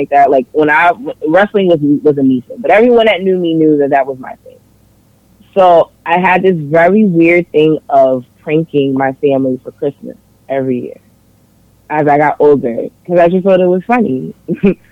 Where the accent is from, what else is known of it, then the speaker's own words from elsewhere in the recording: New York City, New York, United States; I'm from New York. I grew up in Harlem